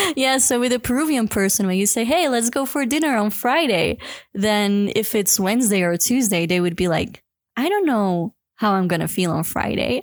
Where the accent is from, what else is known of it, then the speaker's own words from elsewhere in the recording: Belgium; moved away as an adult; now in Cusco, Peru; I'm from Belgium, but I'm living in Cusco, Peru for the past seven, it's gonna be seven years